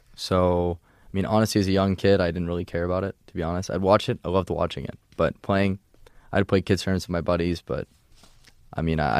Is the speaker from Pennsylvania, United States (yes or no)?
yes; Pennsylvania, United States; born there; So I was born outside of Philadelphia.